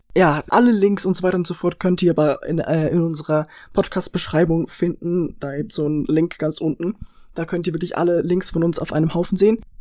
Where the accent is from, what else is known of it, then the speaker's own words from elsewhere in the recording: Switzerland; accent: Swiss German; Wir sind Schweizer, wir reden Schweizerdeutsch